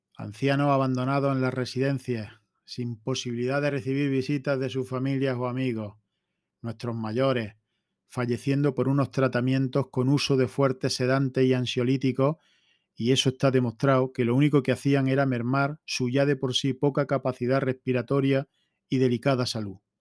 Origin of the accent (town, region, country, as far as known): Spain